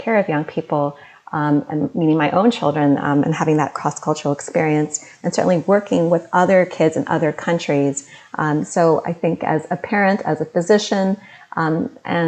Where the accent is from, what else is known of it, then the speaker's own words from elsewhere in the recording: Delaware, United States; moved away; My parents came from South India, and I was born as an Indian American, and I grew up in Delaware